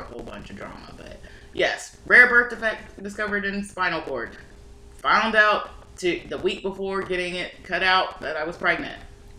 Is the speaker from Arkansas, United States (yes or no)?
yes; Arkansas, United States; I grew up in Arkansas.